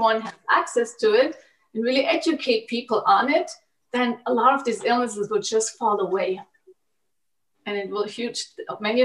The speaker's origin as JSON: {"language": "English", "country": "Germany", "tie": "born or raised there", "said": "I was growing up in Germany, and I was growing up in a conventional German diet"}